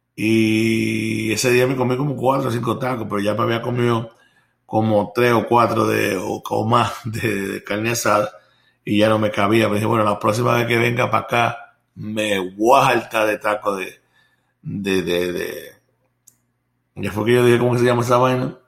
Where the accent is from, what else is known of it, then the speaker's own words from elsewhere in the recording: Puerto Rico; now in Florida, United States; Me recuerdo yo cuando era pequeño, allá en Puerto Rico